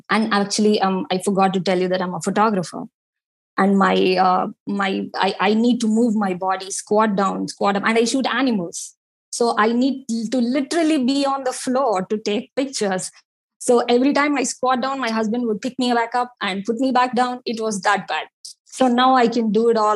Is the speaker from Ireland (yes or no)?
no; India; being Indian